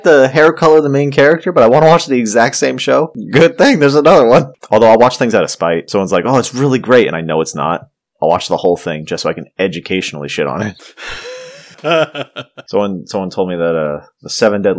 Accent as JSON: {"language": "English", "country": "United States", "said": "I'm American"}